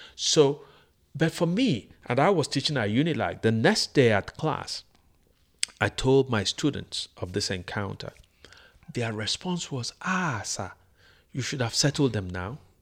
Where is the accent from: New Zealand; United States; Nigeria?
Nigeria; This is my country